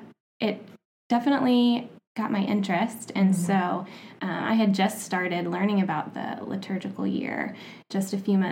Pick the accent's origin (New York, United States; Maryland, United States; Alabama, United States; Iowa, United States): Alabama, United States; also born or lived in Tampa, Florida / San Jose, California; now in Nashville, United States; I live in Nashville, Tennessee. I've lived there going on 2 years now. I'm originally from Alabama, mm-hmm. And then I moved to Nashville by way of Tampa, Florida, and then San Jose, California, and I've been there a couple years, and I'm really loving living there.